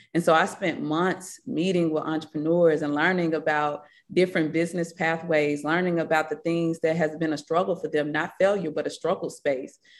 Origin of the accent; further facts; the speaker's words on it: Batesville, Mississippi, United States; accent: Mississippi; also born or lived in Marks, Mississippi; now in Atlanta, United States; the life I, you know, had growing up in Batesville, Mississippi